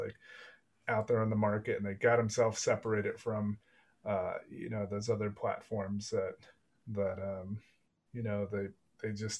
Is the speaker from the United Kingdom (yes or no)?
no; Texas, United States; moved away as an adult; now in Europe; I'm from Texas